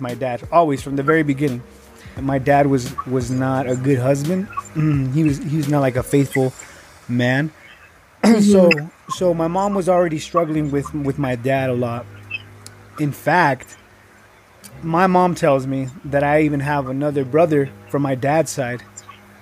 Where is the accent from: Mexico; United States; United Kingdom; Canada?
Mexico; Naucalpan, State of Mexico; moved away; I lived and I grew up in a section of the city called Naucalpan. That's where I grew up.